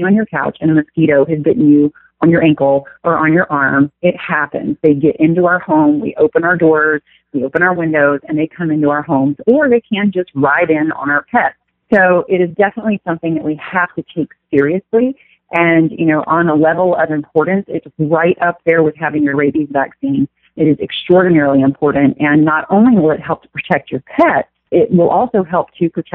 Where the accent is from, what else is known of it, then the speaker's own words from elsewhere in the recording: Louisiana, United States; where I grew up in Louisiana